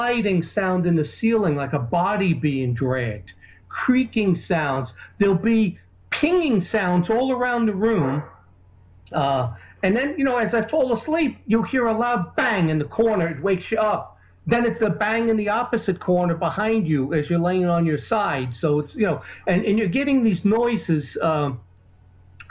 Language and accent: English; New York, United States; the New Yorker in me is, because that's where I grew up